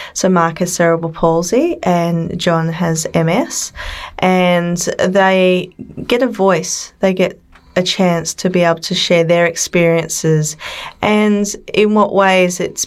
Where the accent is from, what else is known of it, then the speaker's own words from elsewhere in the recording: Sydney, New South Wales, Australia; I come from Australia, from Sydney